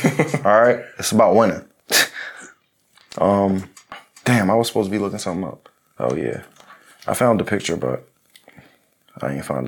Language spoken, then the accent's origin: English; Philadelphia, Pennsylvania, United States; I'm from Philly.